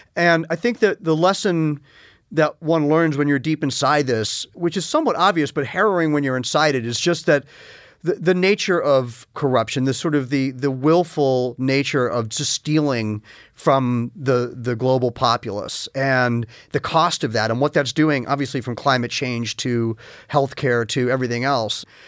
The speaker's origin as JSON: {"language": "English", "region": "New York", "country": "United States", "tie": "born or raised there", "said": "I grew up largely in New York"}